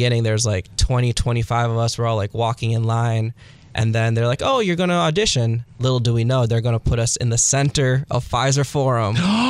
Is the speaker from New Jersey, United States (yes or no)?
no; Pewaukee, Wisconsin, United States; also born or lived in Milwaukee, Wisconsin; Born right there, but actually live in Pewaukee. So, that's where I was actually born and raised. Pewaukee High School.